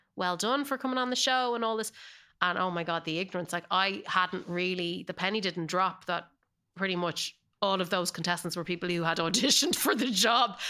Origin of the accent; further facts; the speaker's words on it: Ireland; accent: Irish; moved away as an adult; now in Los Angeles, United States; I definitely hold on to my Irish accent